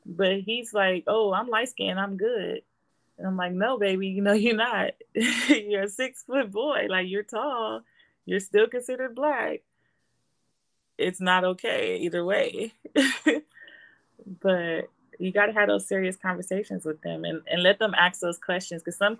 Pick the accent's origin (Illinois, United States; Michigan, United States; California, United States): California, United States; Compton; moved away as an adult; now in Las Vegas, United States; I grew up in Compton, in LA, in the hood